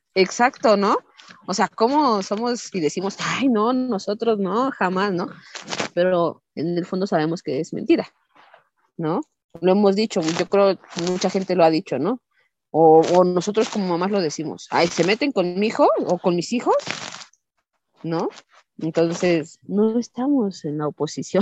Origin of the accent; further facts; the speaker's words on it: Mexico; nosotros como mexicanos